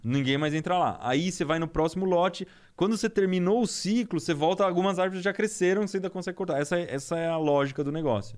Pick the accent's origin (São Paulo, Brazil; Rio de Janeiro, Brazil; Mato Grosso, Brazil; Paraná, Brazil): São Paulo, Brazil; Piedade; moved away; eu vim de Piedade lá. Piedade é Mata Atlântica, tem uns lugares muito bonitos